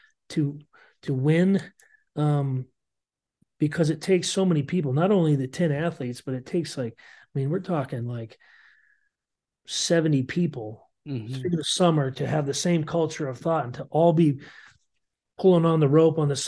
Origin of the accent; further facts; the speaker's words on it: Montana, United States; moved away; also born or lived in Iowa; growing up in Montana.